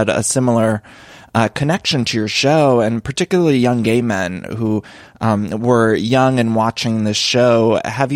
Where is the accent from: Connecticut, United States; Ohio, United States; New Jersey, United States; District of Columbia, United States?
Ohio, United States; Solon; I'm from Solon, Ohio